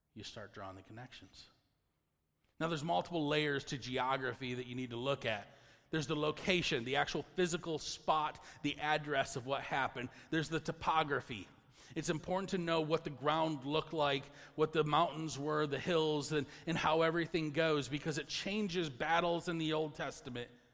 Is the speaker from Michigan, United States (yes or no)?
yes; Michigan, United States; we're from Michigan